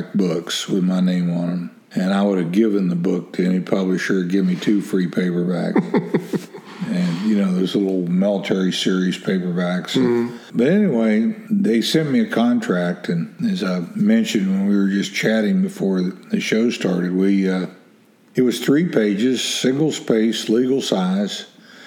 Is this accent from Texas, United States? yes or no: no; West Virginia, United States; I'm from West Virginia